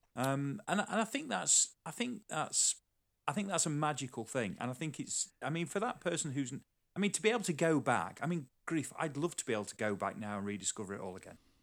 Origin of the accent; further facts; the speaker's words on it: Sheffield, Yorkshire and the Humber, United Kingdom; moved away; also born or lived in Newcastle; I grew up around Sheffield